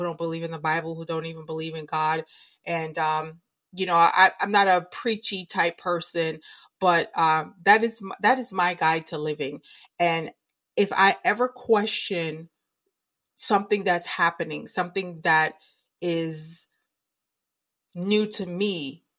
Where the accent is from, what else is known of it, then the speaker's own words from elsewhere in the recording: United States; as an American citizen